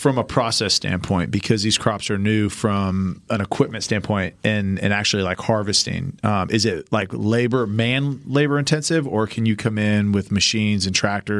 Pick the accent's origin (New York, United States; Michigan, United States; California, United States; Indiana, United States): California, United States; Fresno; I'm from Fresno